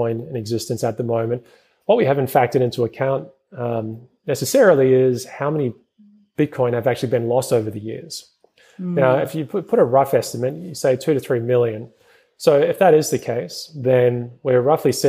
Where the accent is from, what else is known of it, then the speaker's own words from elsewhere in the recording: New Zealand; moved away; originally I'm from New Zealand.